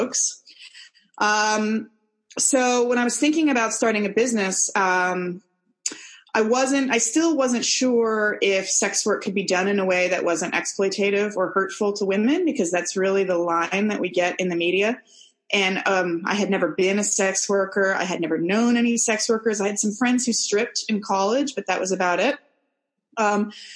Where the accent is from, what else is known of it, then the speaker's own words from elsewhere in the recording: San Francisco, California, United States; moved away as an adult; now in New Zealand; I'm American. I'm from San Francisco, and I moved to New Zealand about 11 years ago